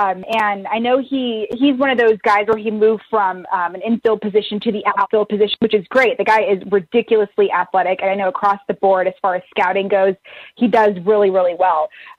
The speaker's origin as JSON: {"language": "English", "region": "West Coast", "country": "United States", "tie": "born or raised there", "also_born_or_lived": "Baltimore", "said": "I was born in Baltimore, but we moved to the West Coast, and we randomly had these free tickets to the A's game."}